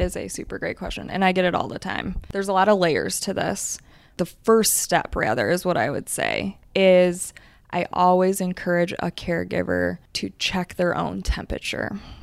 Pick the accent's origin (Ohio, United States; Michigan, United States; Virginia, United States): Michigan, United States; moved away; I'm originally from Michigan